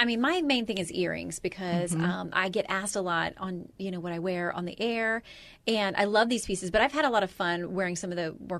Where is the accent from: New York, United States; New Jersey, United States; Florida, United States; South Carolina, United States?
Florida, United States; Tallahassee; moved away; I grew up in Tallahassee, just down the road from y'all in Louisiana